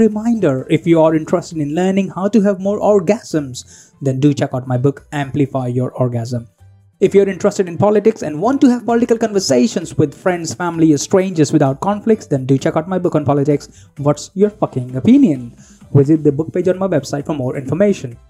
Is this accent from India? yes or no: yes; India; I come from India